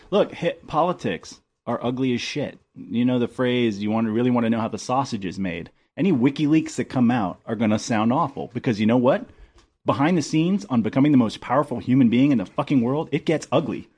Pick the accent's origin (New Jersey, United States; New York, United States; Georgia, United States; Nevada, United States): Georgia, United States; Athens; moved away; I'm from Georgia